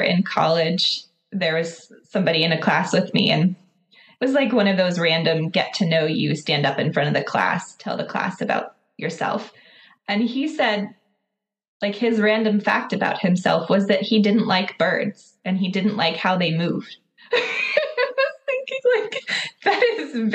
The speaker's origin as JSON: {"language": "English", "town": "Pittsburgh", "region": "Pennsylvania", "country": "United States", "tie": "born or raised there", "moved": "as an adult", "lives_now": "Lancaster, United States", "said": "I grew up near Pittsburgh and moved. So that was the west side of Pennsylvania. I moved out east, so I'm in Lancaster now"}